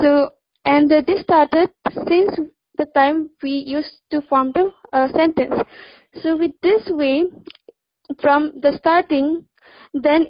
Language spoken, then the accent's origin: English; Assam, India; also born or lived in Delhi; I'm from Assam